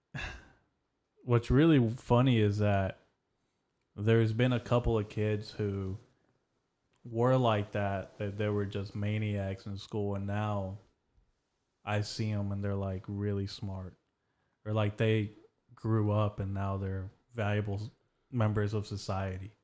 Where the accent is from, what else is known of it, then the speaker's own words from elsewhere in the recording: Texas, United States; I was born in Texas.